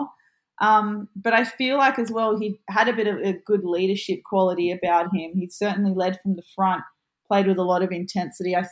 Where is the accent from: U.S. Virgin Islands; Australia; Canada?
Australia; Central Coast, New South Wales; born or raised there